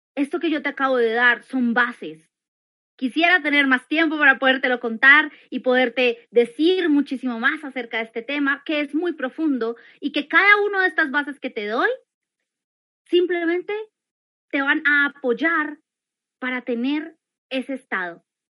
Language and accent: Spanish; Colombia; aquí en Colombia, porque yo soy colombiana